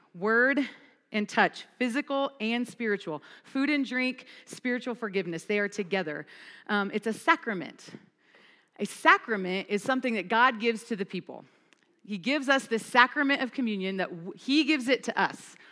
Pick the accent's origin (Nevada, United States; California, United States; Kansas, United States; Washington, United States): Kansas, United States; now in Fort Collins, United States; I'm from Kansas